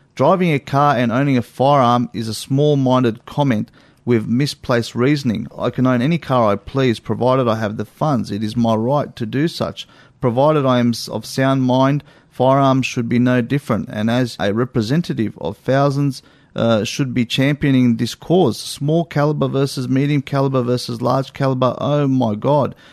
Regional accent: Australia; I'm an Australian

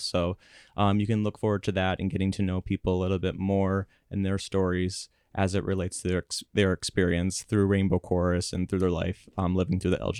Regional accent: Salem, South Dakota, United States; And they used to come once a year to McCook Central High School, mm-hmm. where I grew up in Salem.

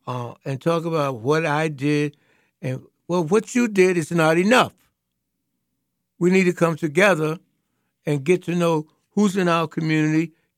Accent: North Carolina, United States; I'm from North Carolina.

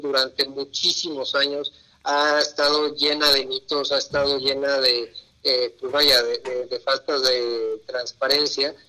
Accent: Mexico; como mexicanos

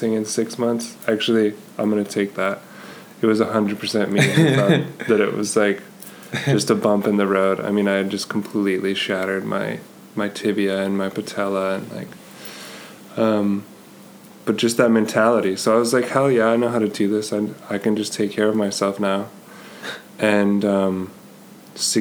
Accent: Colorado, United States; the USA Pro Challenge, which is basically the Tour of Colorado, was starting in my hometown

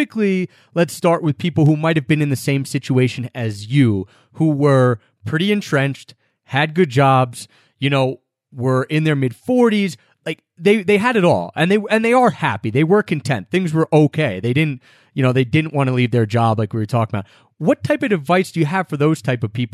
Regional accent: United States; I'm American.

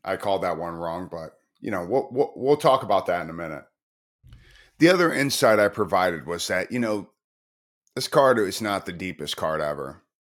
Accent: Chicago, Illinois, United States; moved away; also born or lived in Tacoma, Washington / Baltimore; I'm from Chicago, but I moved from Tacoma, Washington

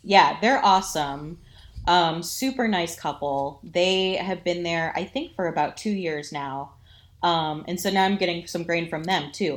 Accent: Toledo, Ohio, United States; I grew up in the Toledo area, born and raised here

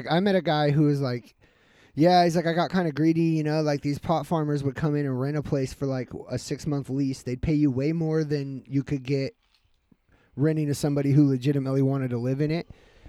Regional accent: Grass Valley, California, United States; I'm from the big boy. I'm from Big Grass Valley.

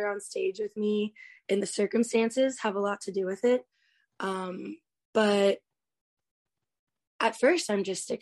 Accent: Key West, Florida, United States; I've come full circle in Key West because I grew up with it being very artsy

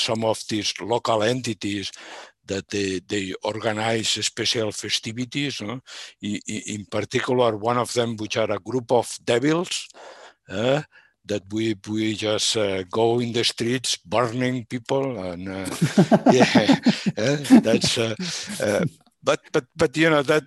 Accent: Barcelona, Catalonia, Spain; I grew up in Barcelona. I'm born in the city of Barcelona in Catalonia, Spain

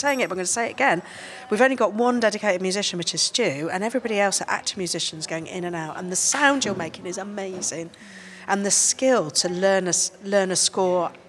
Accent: England, United Kingdom; I was born in England to a loving, stable family.

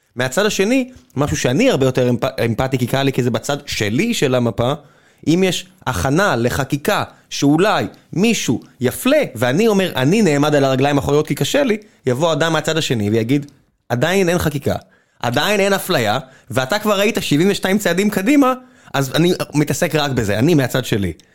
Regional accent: Beersheba, Southern District, Israel; moved away; כמי שאני באר שבעי מלידה, כבר לא, לא מעט שנים, אבל כבאר שבעי, אה, שג-, שנולד שם

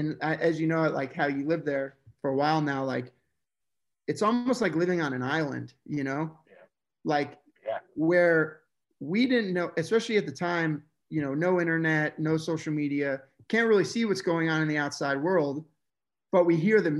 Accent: Coral Springs, Florida, United States; growing up in South Florida, I grew up in Coral Springs

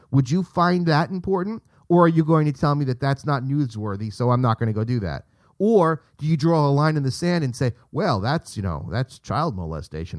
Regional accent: United States; my, um, pride as an American citizen

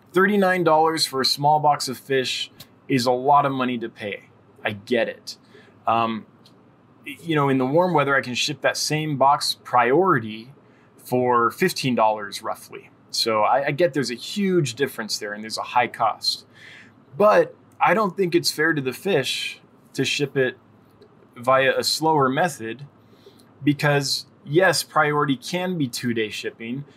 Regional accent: California, United States; I'm from California

